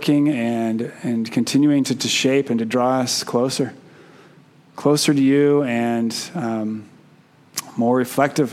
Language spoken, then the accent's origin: English; Keno, Oregon, United States; also born or lived in Canby, Oregon / Klamath Falls, Oregon; growing up in Keno, which is a small town outside of Klamath Falls, Oregon